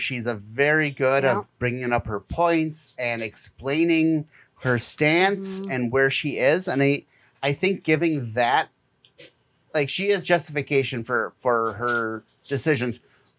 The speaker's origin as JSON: {"language": "English", "region": "Kansas", "country": "United States", "said": "I'm from Kansas. I can do that."}